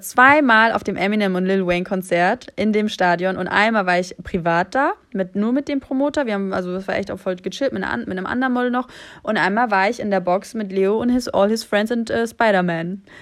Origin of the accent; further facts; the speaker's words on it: Germany; ich bin aus Deutschland